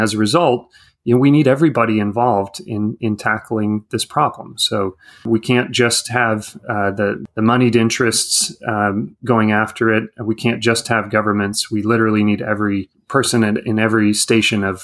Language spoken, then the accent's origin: English; California, United States; moved away as an adult; now in Washington, D.C., United States; I grew up out in California